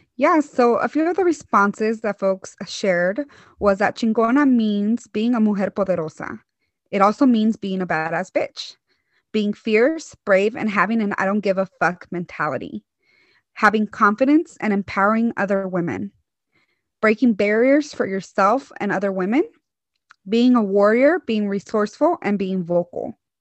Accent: Hayward, California, United States; also born or lived in Michoacán, Mexico; I grew up in the East Bay um, in this city or like town called Hayward

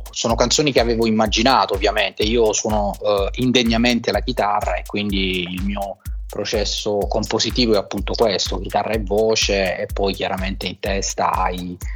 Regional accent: Taranto, Apulia, Italy; moved away as an adult; also born or lived in Bari / Rome; c'è Taranto, che è la mia città d'origine, poi c'è stata Bari dove ho studiato, poi mi sono trasferito a Roma dove, dove, dove sono stato eh, più o meno sei anni, poi c'è stata la Calabria per la, per la mia professione appunto

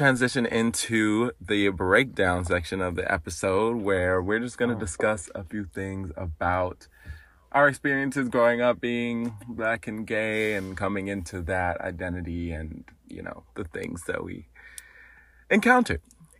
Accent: Madison, Wisconsin, United States; In Wisconsin, in Madison, Wisconsin.

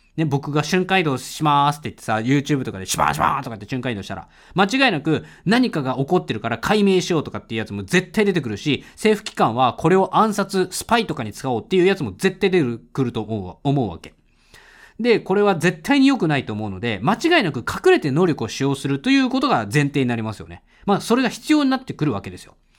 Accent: Tokyo, Japan; 東京、生まれ、東京育ちだからさ、東京住みなんだけれども

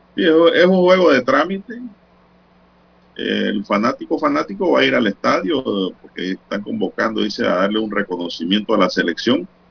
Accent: Panama; como panameño

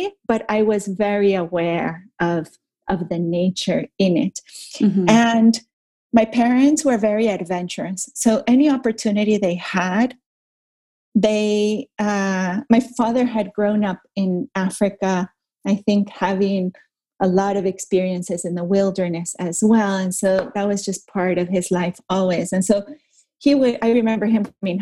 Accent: Caracas, Capital District, Venezuela; I grew up in Venezuela, and I grew up in Caracas, which is, you know, pretty big city

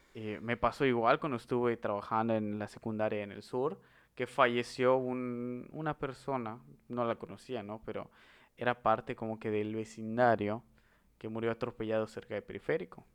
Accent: Mexico

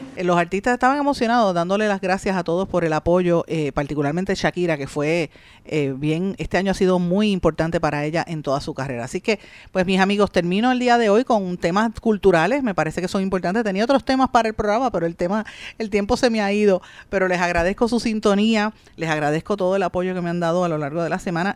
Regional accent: Puerto Rico; lo que somos como puertorriqueños

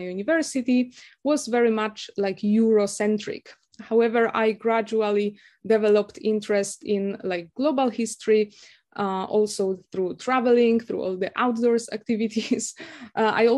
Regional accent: Krakow, Lesser Poland, Poland; first language Polish; English is a second language; moved away as an adult; also born or lived in United Kingdom; now in Japan; I was a youth growing up in Krakow

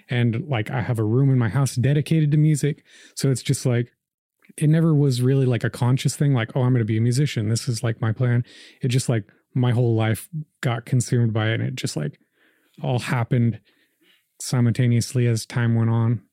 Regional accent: Slaughterville, Oklahoma, United States; also born or lived in Riverside, California; I was born in California, in Riverside, and, uh, I moved to Oklahoma when I was like seven, just like in the year two thousand. And, uh, I moved to Slaughterville, Oklahoma, out south of Noble

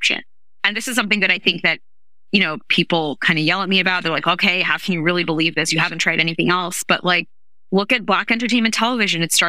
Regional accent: New York City, New York, United States; I grew up in New York City.

